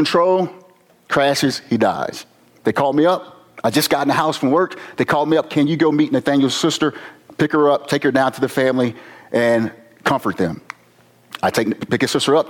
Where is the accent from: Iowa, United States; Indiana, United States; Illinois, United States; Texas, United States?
Illinois, United States; East St. Louis; I'm from Southern Illinois, East St. Louis